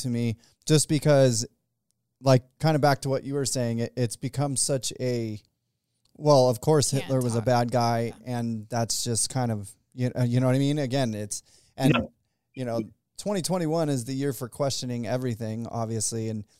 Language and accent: English; Arizona, United States; I was born in Arizona, so I'm an Arizonian